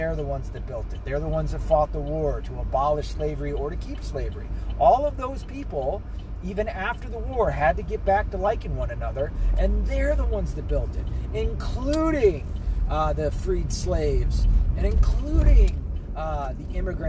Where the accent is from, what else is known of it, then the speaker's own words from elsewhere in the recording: the South, United States; moved away; also born or lived in the North; Now, I was born in the South. I was primarily raised in the South